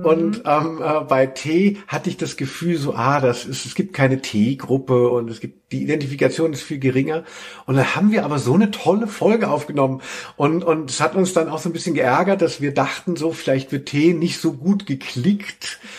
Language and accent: German; Hesse, Germany; wo ich herkomme, aus Hessen